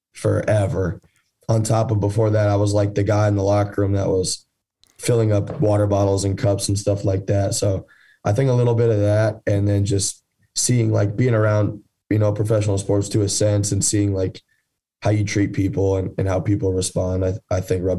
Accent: Arizona, United States; also born or lived in Toledo, Ohio; I was born in Toledo. My dad ran the minor league hockey team in Toledo, Ohio. And we moved to Arizona when I was in sixth grade, and I went and I played Division II football in Colorado.

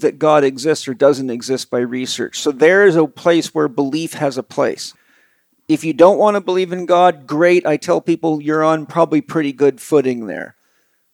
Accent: United States; I'm an American

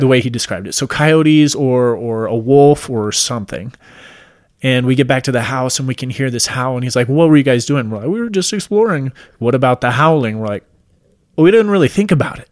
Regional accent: Washington, United States; moved away; I'm originally from Washington State. We lived out in the mountains in Washington.

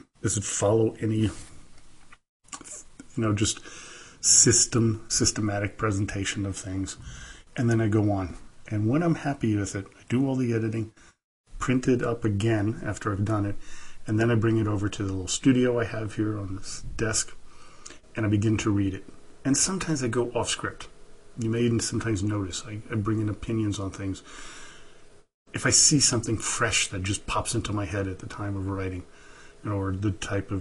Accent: New York City, New York, United States; also born or lived in Germany / St. Petersburg, Russia; now in Reno, United States; I'm originally from New York City. By way of Germany and St. Petersburg, Russia, where my Russian side of the family comes from

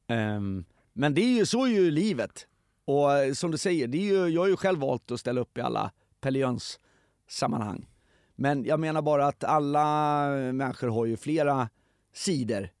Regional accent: Stockholm, Stockholm County, Sweden; jag växte upp i Hässelby

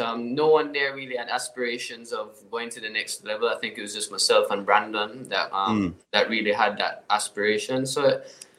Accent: Jamaica; I'm a full Jamaican

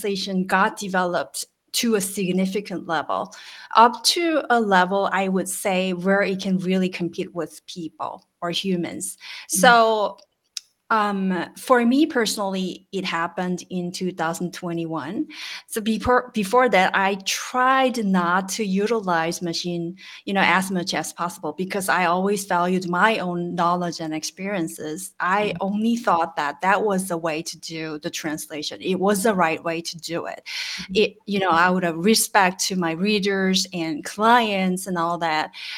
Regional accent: South Korea; from South Korea, and I am a translator of long service years

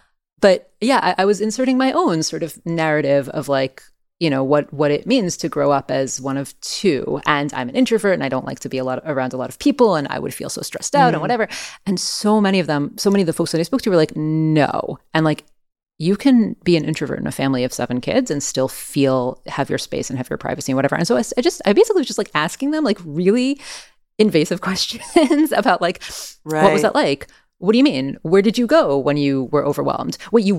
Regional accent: France; born there; even though I was born in France. I have French family.

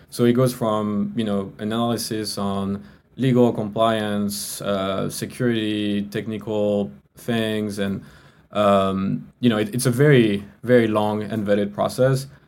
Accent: France; English is a second language; moved away; you can hear from my accent right i'm not from the us i was i'm from france

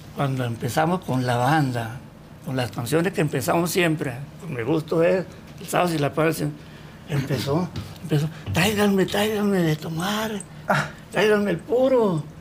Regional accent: El Recodo, Sinaloa, Mexico; a los 8 o 9 años, cuando yo estaba en la primaria y en mi pueblo, en el Recodo

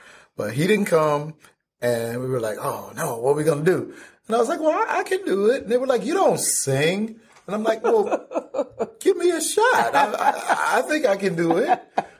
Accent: Flint, Michigan, United States; growing up in Flint, like in the early 70s, there wasn't a lot of black music on the radio.

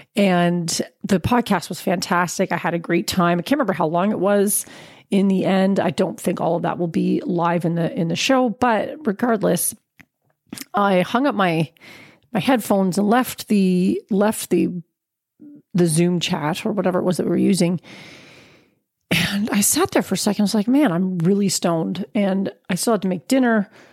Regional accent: Canada; As a Canadian

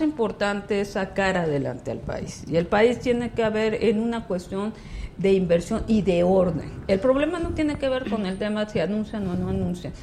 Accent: Ciudad del Carmen, Campeche, Mexico; yo vengo de Campeche, yo soy de Ciudad del Carmen, un estado petrolero

